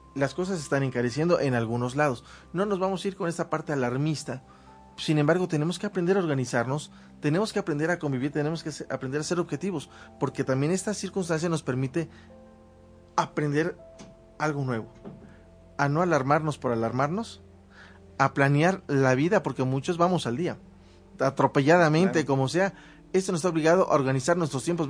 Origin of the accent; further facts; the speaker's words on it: Mexico; como mexicano